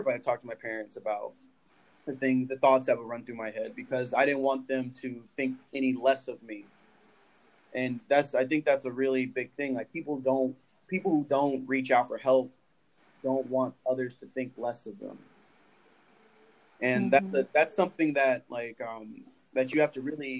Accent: Los Angeles, California, United States; I was born and raised in Los Angeles, and my family's from Oklahoma

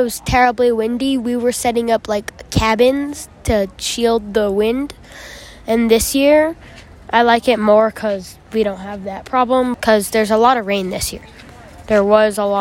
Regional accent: Arizona, United States; I'm from Arizona

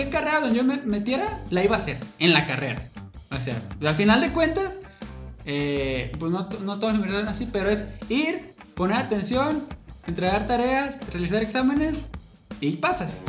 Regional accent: Ciudad Guzmán, Jalisco, Mexico; Voy a estudiar medicina veterinaria, porque hay aquí, donde yo soy, aquí de Guzmán y este, me gusta el campo.

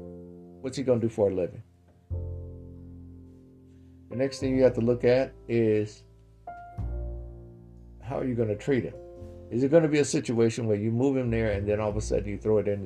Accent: New York, United States; now in Yellow Springs, United States; I grew up in New York, and I wanted to go and have a place so I could have peace of mind.

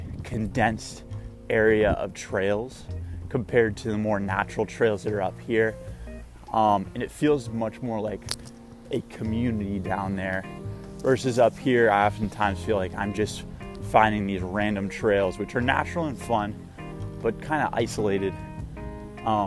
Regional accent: South Florida, United States; also born or lived in Brooklyn, New York; now in New York, United States; I'm from Florida, South Florida, actually, which is the flattest part of Florida.

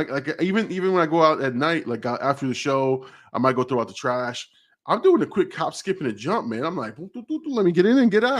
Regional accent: Manville, United States; So I'm from Manville, and graduation has like 90 kids. This town is the same size.

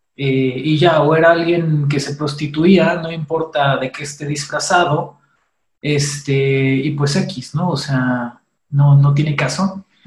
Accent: Mexico; como mexicanos

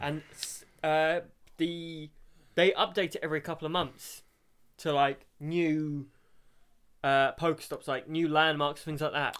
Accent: Brighton, South East England, United Kingdom; I'm from Brighton, gay capital of Europe.

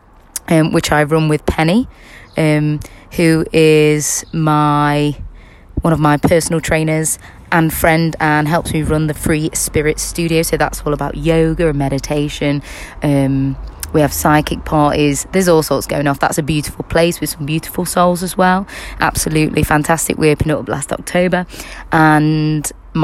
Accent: Kirkby in Ashfield, East Midlands, United Kingdom; I was born and bred in Kirkby in Ashfield, and that's, if you don't know where Kirkby in Ashfield is, it's in Nottinghamshire, England.

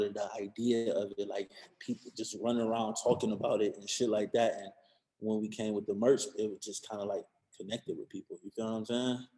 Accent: Cleveland, Ohio, United States; Like bitch, I'm from Cleveland.

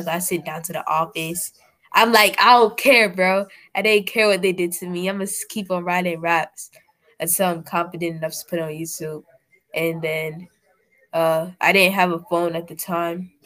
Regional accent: Maryland, United States; I'm not really Nigerian. My parents are Nigerian. But I was born in Maryland

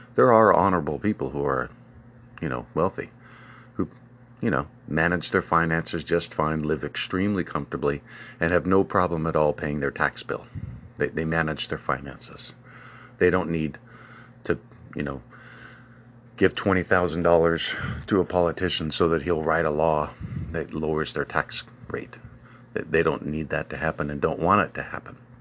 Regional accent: United States; My hometown of Old Carbert's

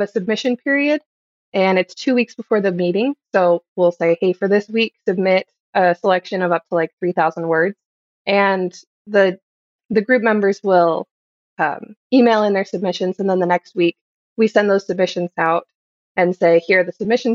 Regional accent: Ohio, United States; moved away; I grew up in Ohio

